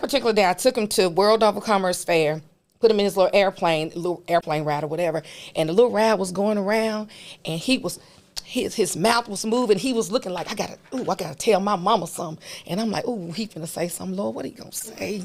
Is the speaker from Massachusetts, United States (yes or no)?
no; Memphis, Tennessee, United States; I am a native of Memphis. I grew up in White Haven.